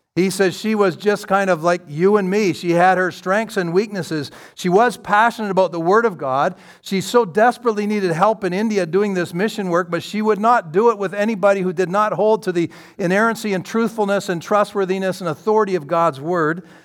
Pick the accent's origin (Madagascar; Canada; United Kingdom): Canada; London, Ontario; I'm from London, Ontario